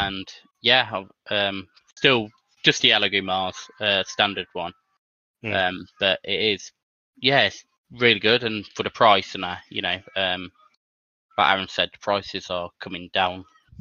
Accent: Lichfield, West Midlands, United Kingdom; I'm from Litchfield, which is a small town in Staffordshire. Midlands

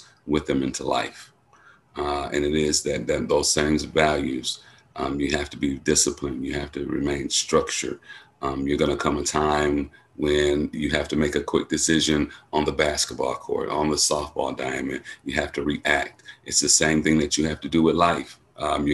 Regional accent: Milwaukee, Wisconsin, United States; I grew up in Milwaukee

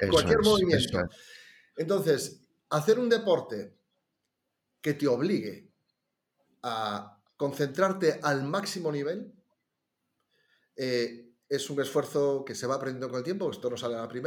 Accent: Ourense, Galicia, Spain; moved away as an adult; also born or lived in Las Palmas de Gran Canaria; Como somos de Urense

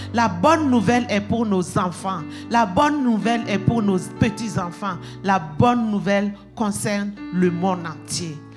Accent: Burkina Faso; moved away; chez nous, au Burkina Faso

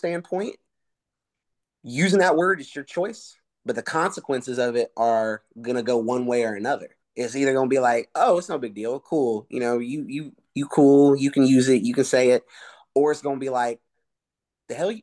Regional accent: Rockdale County, DeKalb County, Georgia, United States; I am half white, half Hispanic, but I grew up in Rockdale County, DeKalb County

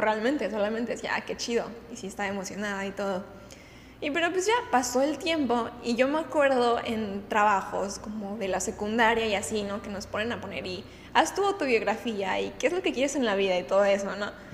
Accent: Guadalajara, Jalisco, Mexico; now in Puerto Vallarta, Mexico; De Guadalajara

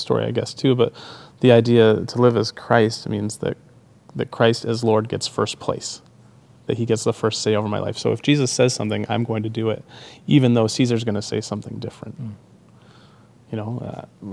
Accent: Canada; being Canadian

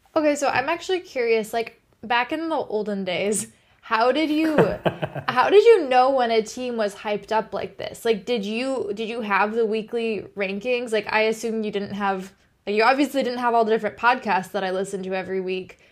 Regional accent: Michigan, United States; growing up around Michigan State fans

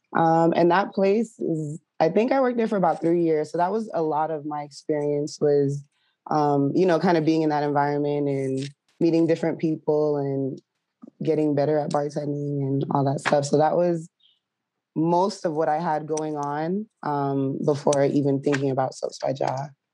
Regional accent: South Florida, United States; I'm originally from South Florida. I have a Caribbean background

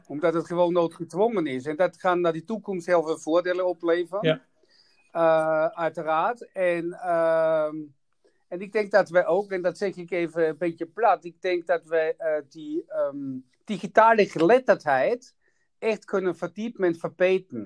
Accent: Austria; Dutch is a second language; moved away; ik kom uit Oostenrijk

